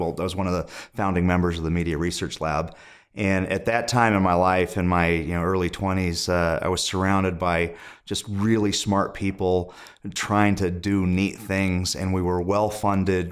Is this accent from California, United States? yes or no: yes; Indio, California, United States; moved away as an adult; also born or lived in Los Angeles / New York / Montana; I was born in the Los Angeles area, but I, I grew up in the desert in Indio, California